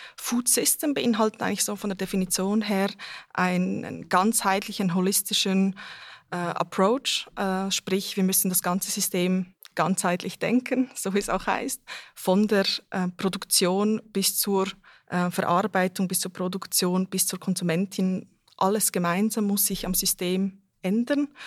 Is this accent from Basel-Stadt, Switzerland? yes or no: yes; Basel, Basel-Stadt, Switzerland; moved away as an adult; also born or lived in Serbia / Zurich; now in Bern, Switzerland; Ich komme ähm, ursprünglich aus Serbien. Ich bin in Basel aufgewachsen, wohne jetzt in Bern